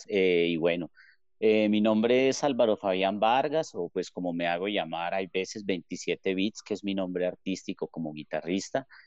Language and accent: Spanish; Armenia, Quindío, Colombia; moved away; nosotros nos vinimos de Armenia para acá en ese momento, pues digamos que nos vinimos a radicar acá con ese sueño total de venir a tocar